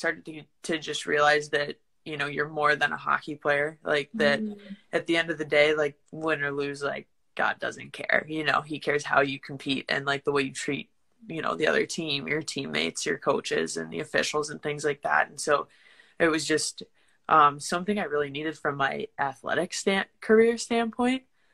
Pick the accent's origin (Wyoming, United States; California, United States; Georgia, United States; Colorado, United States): Colorado, United States; Lakewood; moved away as an adult; also born or lived in St. Charles, Missouri; I'm from Lakewood, Colorado